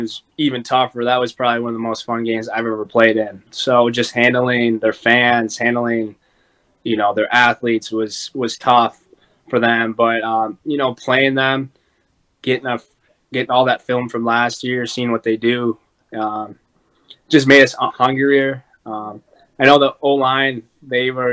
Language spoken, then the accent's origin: English; Mount Horeb, Wisconsin, United States; I grew up in Mount Hoare, Wisconsin, about hour west of Whitewater.